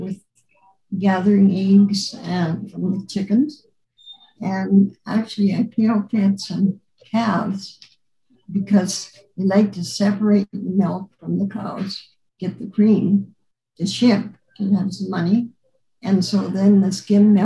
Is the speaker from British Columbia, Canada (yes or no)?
no; a farm near Marlston, Saskatchewan, Canada; now in Lloydminster, Canada; I grew up on a farm near Marlston. And then when I got married, we moved to Lloydminster, and I've lived here ever since.